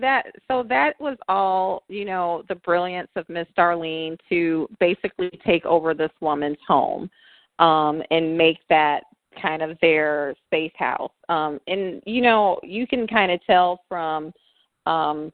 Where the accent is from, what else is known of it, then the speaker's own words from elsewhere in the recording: the South, United States; I am from the South